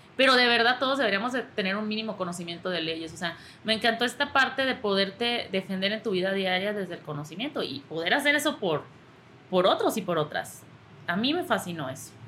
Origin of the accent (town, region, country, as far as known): Mexico